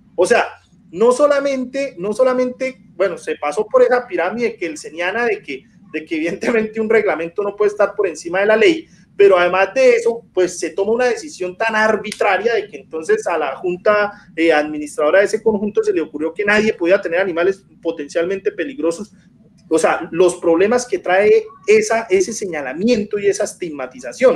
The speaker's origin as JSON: {"language": "Spanish", "town": "Bucaramanga", "region": "Santander", "country": "Colombia", "lives_now": "Piedecuesta, Colombia", "said": "yo, soy de Bucaramanga, pero vivo en pie de cuesta, que es el área metropolitana de Bucaramanga"}